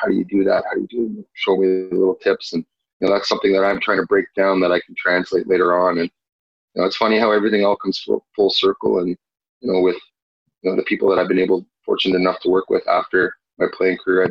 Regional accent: Ottawa, Ontario, Canada; Growing up in the Ottawa area, played minor hockey

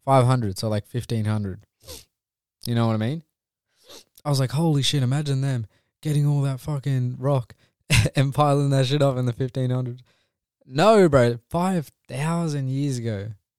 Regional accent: India; surely he knows I'm Indian.

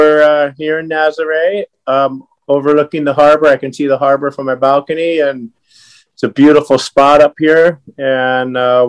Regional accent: California, United States; also born or lived in Pittsfield, Massachusetts / Hawaii / Japan; Well, I was born in Pittsfield, Massachusetts. We moved straight to Berkeley, California, Sonoma County, where all the good wine comes from, and then Hawaii for the last 50 years.

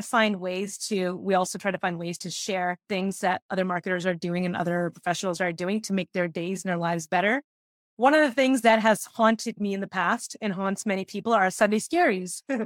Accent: Canada; I'm the only Canadian employee

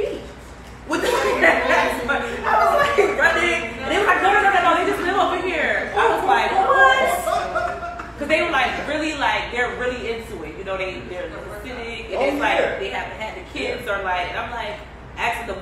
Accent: Savannah, Georgia, United States; accent: southern accent with the New York twang; moved away as an adult; also born or lived in Atlanta, Georgia / New York; born and raised in Savannah, I went to Clark and I moved to New York

